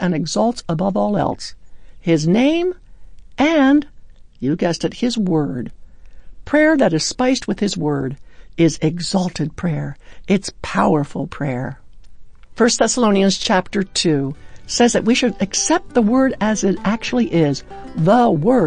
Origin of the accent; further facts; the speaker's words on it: Baltimore, Maryland, United States; Baltimore, my hometown